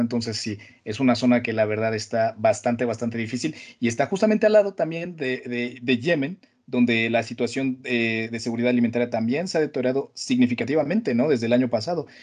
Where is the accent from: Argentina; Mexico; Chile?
Mexico; de donde vengo, ¿no? De, la, Latinoamérica